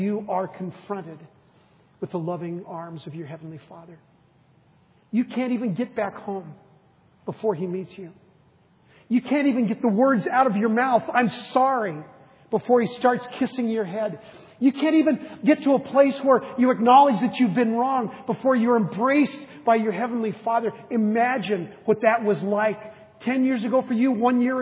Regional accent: United States; a boy growing up in the United States with loving parents

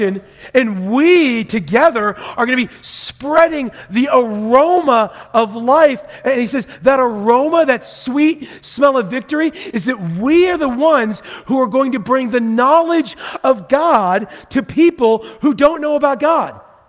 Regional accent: Vancouver, Washington, United States; I grew up in Vancouver, Washington

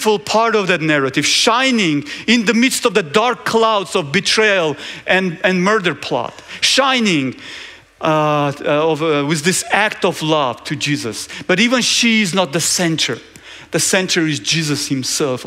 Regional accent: Georgia; I'm from Georgia

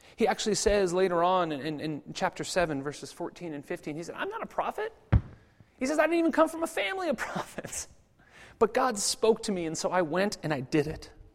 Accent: United States; I'm American, obviously, and, and even coming from America

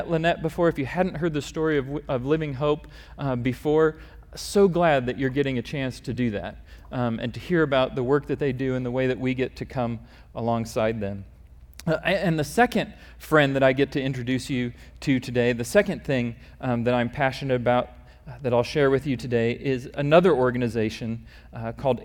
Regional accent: Omaha, Nebraska, United States; I grew up in Omaha, Nebraska

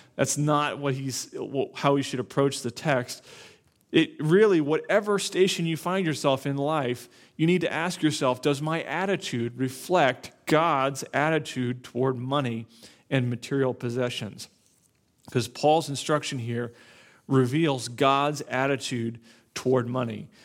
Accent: Naples, Florida, United States; moved away; I grew up in Florida, South Florida

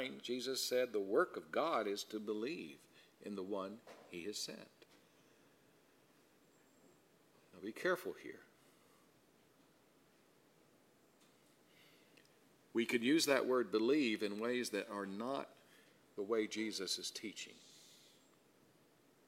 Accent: South Carolina, United States; I grew up in South Carolina

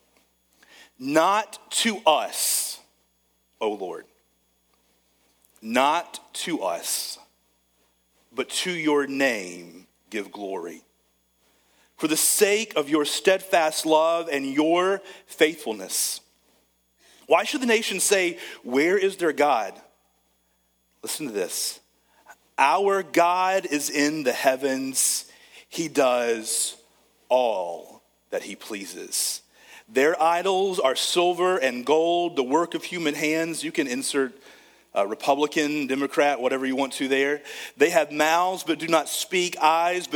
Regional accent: United States; I'm an American

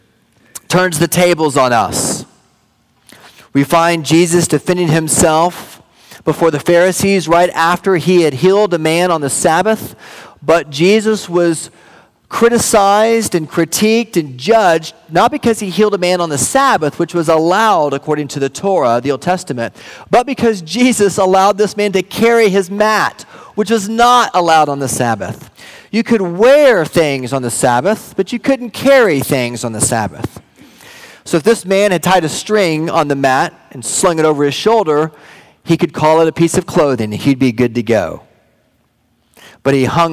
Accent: Wichita Falls, Texas, United States; moved away; Wichita Falls, my hometown

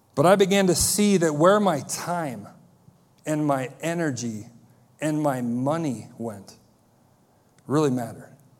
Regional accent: United States; As American Christians

